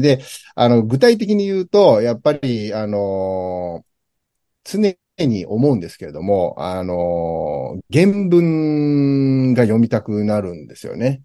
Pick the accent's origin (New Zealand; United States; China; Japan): United States; moved away; 僕自身、アメリカで生まれてる